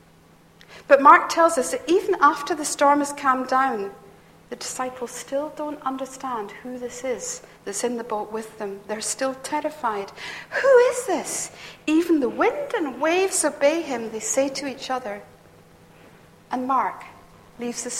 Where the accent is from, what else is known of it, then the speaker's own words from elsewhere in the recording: Perth, Scotland, United Kingdom; I come from Perth, that's where my childhood was